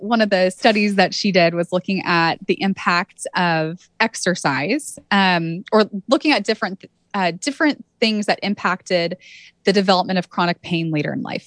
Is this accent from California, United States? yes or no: yes; Santa Cruz, California, United States; I grew up in Santa Cruz, California